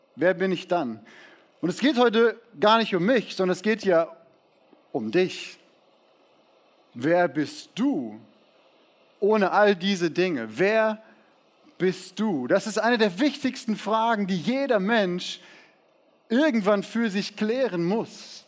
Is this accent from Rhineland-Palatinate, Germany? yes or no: no; Siegen, North Rhine-Westphalia, Germany; Ich wurde in Siegen geboren